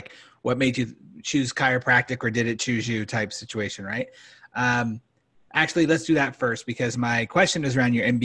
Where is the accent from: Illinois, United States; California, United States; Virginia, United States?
California, United States; moved away; my wife and I both born and raised California